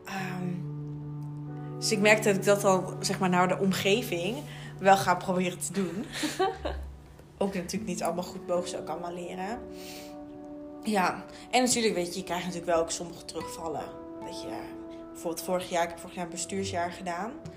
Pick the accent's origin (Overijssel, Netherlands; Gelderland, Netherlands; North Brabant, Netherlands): Overijssel, Netherlands; Raalte; moved away as an adult; now in Leiden, Netherlands; ik kom, ja, hier in Leiden, ik kom uit Raalte. Nou, dat is echt wel een boerendorp.